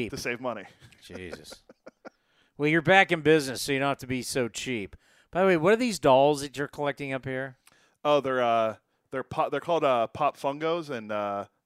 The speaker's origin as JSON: {"language": "English", "town": "Pittsburgh", "region": "Pennsylvania", "country": "United States", "tie": "born or raised there", "moved": "yes", "said": "I grew up in Pittsburgh."}